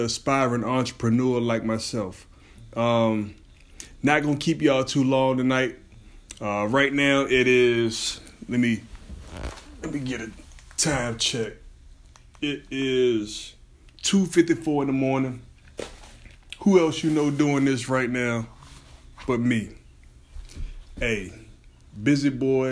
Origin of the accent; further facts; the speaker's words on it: Portsmouth, Virginia, United States; Pretty much born and raised in Virginia, Portsmouth, Virginia, 757 Tidewater